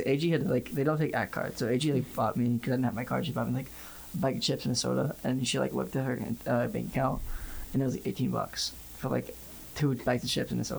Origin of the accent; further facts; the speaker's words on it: Atlanta, Georgia, United States; moved away as an adult; now in Tuscaloosa, United States; where are you from? Like, Atlanta.